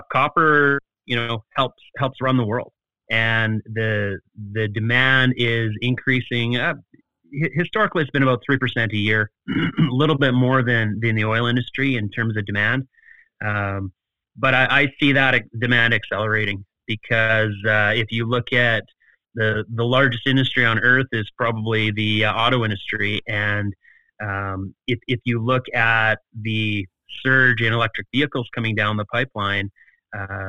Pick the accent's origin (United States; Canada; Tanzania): Canada; Snow Lake, Manitoba; I always am a champion for my hometown